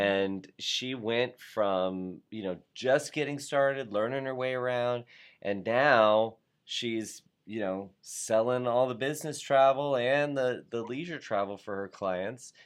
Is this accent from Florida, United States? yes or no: yes; South Florida, United States; I was from South Florida